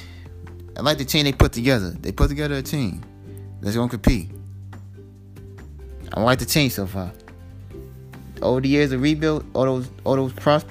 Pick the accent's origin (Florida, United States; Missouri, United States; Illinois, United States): Illinois, United States; Chicago; You know, I'm a Cubs fan. You know, I'm from Chicago.